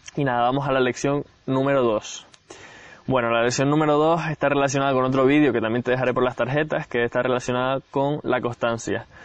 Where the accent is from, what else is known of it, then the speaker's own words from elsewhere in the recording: Gran Canaria, Canary Islands, Spain; Yo soy de Gran Canaria, aunque ahora, como ves, estoy en otro sitio